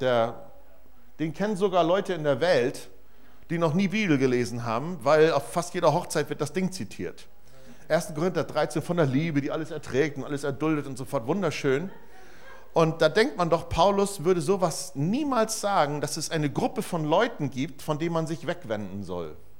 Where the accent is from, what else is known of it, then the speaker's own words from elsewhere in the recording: Germany; als Deutscher